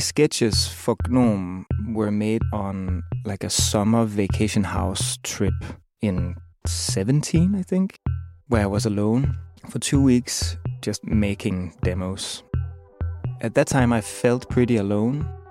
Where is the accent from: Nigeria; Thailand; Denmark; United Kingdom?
Denmark; Copenhagen, Capital Region of Denmark; I'm from Copenhagen, Denmark.